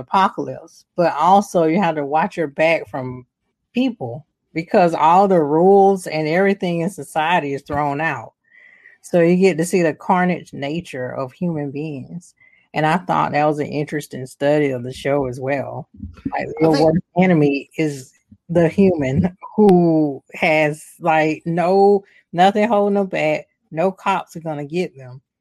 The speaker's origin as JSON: {"language": "English", "town": "Atlanta", "region": "Georgia", "country": "United States", "tie": "born or raised there", "said": "was based in my hometown, so it was based in Atlanta"}